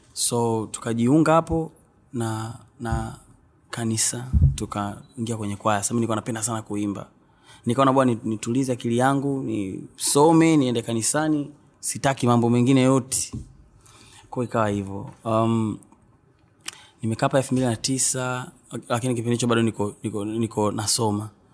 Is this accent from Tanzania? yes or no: yes; Mbeya, Tanzania; also born or lived in Tukuyu; asili yangu ni huko lakini nimezaliwa mbea mjini uh, nimekulia mbea